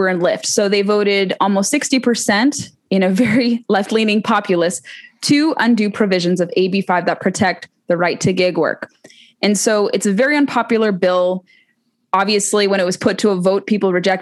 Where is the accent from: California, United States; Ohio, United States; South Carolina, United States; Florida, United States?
California, United States; my home state of California